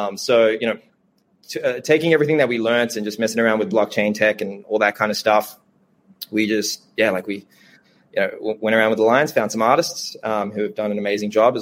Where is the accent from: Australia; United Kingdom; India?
Australia; Sydney, New South Wales; my parents were immigrants. Like we grew up in Southwest Sydney, lovely place, you know, like public housing, welfare